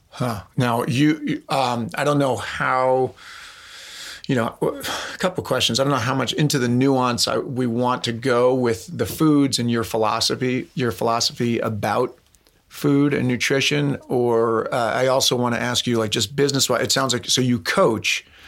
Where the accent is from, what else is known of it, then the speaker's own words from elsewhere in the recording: East Coast, United States; moved away; I'm from the East Coast